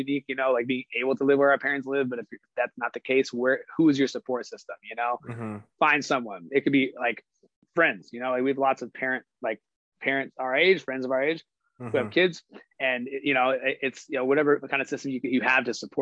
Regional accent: Stockton, California, United States; also born or lived in Tracy; we live in Stockton, which is my hometown

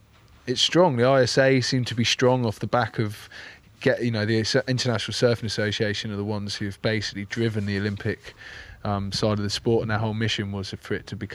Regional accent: England, United Kingdom; I'm from England

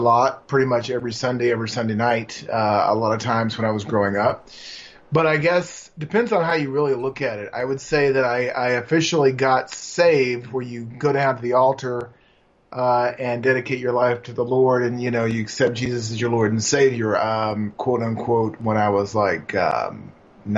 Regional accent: Dallas, Texas, United States; moved away as an adult; also born or lived in Los Angeles County; now in Los Angeles, United States; I'm from Dallas, Texas.

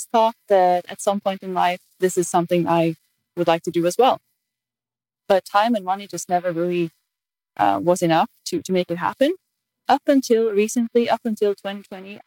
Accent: Norway; I'm from Norway

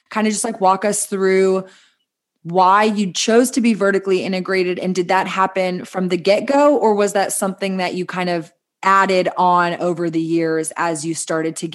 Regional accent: Texas, United States; poking at Texas, you know, my home state, your home state

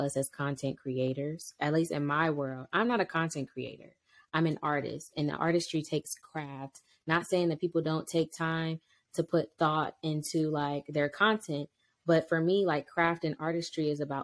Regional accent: Cleveland, Ohio, United States; moved away as an adult; now in North Carolina, United States; my childhood in Cleveland, Ohio, because I am from Cleveland, Ohio, 216.

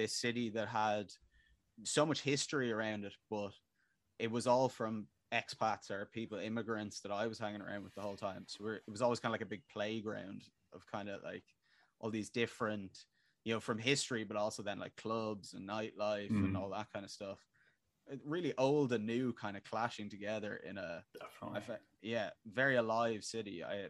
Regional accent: Dublin, Leinster, Ireland; moved away as an adult; also born or lived in Berlin; I actually lived in Berlin for 2 years. I moved there from Dublin

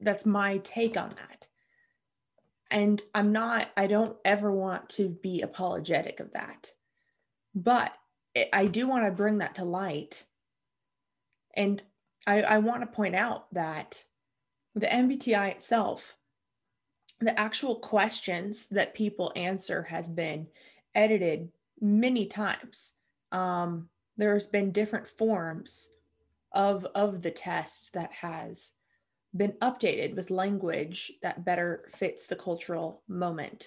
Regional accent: United States; I'm American

